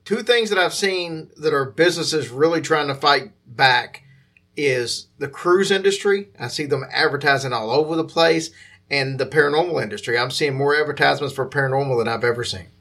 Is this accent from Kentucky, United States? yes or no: yes; Louisville, Kentucky, United States; that's uh, obviously my hometown